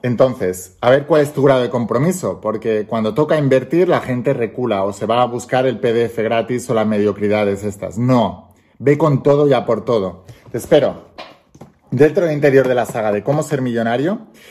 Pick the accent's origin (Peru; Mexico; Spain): Spain; yo soy español, vivo en España